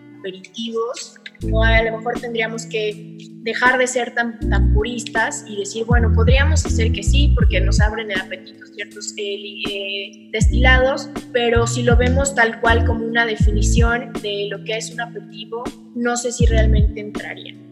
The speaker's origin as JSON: {"language": "Spanish", "region": "Puebla", "country": "Mexico", "also_born_or_lived": "Querétaro", "moved": "yes", "lives_now": "Mexico City, Mexico", "said": "yo soy de Puebla y me encanta siempre decir que soy de Puebla"}